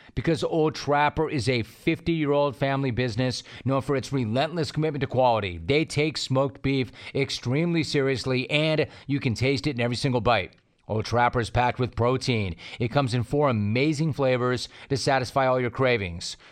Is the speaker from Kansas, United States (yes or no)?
no; Los Angeles, California, United States; As a kid growing up in Los Angeles, the Steelers were my favorite team.